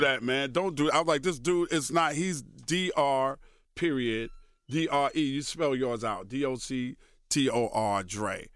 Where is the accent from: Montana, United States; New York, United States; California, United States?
New York, United States; New York City; also born or lived in Brooklyn, New York; still live in the house that I grew up in in Queens